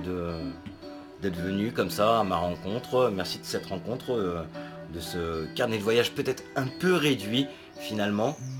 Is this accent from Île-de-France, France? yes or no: no; Normandy, France; moved away; Je suis normand